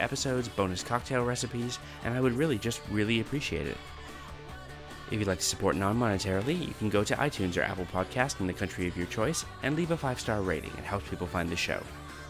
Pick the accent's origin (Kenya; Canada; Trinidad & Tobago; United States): Canada; moved away as an adult; also born or lived in Alberta / Northern Ontario / Quebec; now in Australia; I grew up in Canada until I was about 20 and lived all over. So I lived on the West Coast, I lived in the East Coast, I lived in Alberta, in Northern Ontario, in Quebec, all these places. So my accent isn't particularly regional Canadian.